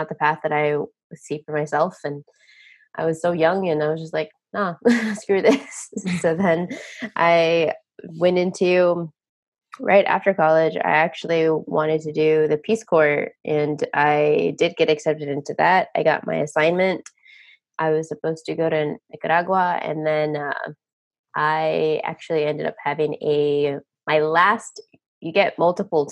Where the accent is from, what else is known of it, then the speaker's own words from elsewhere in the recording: Texas, United States; moved away as an adult; also born or lived in Las Vegas, Nevada; Born and raised in Texas